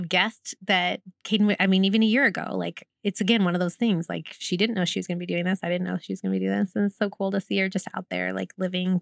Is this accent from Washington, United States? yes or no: yes; Lake Stevens, Washington, United States; I grew up in Lake Stephen. So just, just north of here.